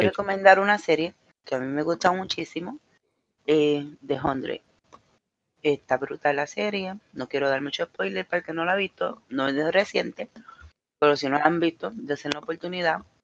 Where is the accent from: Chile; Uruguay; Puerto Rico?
Puerto Rico; Mayagüez; now in United States; me dice, ¿dónde tú eres? Y yo le digo, Puerto Rico. Hoy, ¿de qué parte? Yo digo, de Mayagüez.